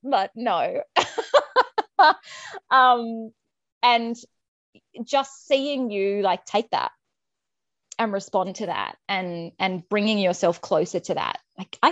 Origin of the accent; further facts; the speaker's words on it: Australia; I'm Australian